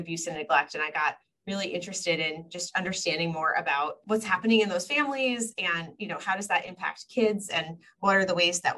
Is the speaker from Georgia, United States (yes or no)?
no; Long Island, New York, United States; also born or lived in Washington, D.C.; I grew up in New York. I grew up on Long Island